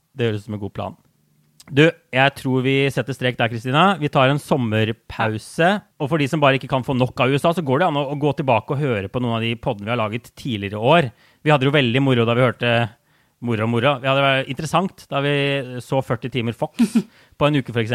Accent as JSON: {"language": "Norwegian", "country": "Norway", "moved": "yes", "lives_now": "New York, United States"}